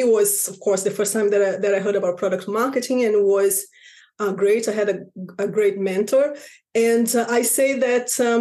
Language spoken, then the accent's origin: English; Rio de Janeiro, Brazil; moved away as an adult; now in London, United Kingdom; back in Brazil. I'm from Rio de Janeiro.